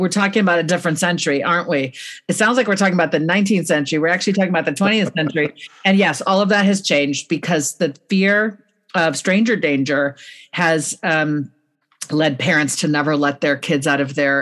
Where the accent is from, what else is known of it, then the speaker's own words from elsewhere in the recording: California, United States; I'm a Californian